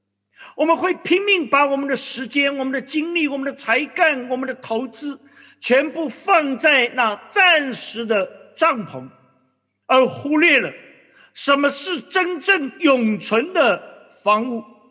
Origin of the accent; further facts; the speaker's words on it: China; 我想我们华人，我们中国人对住处是非常的看重。